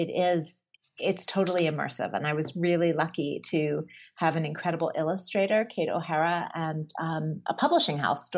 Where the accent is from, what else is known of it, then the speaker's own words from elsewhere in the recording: Pennsylvania, United States; I grew up in Pennsylvania